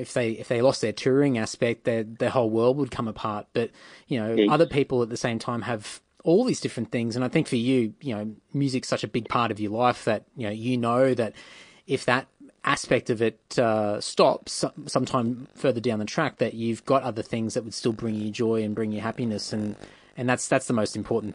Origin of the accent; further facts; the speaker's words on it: Brisbane, Queensland, Australia; moved away as an adult; now in Sydney, Australia; until I moved from Brisbane to Sydney, and that was about 20 years old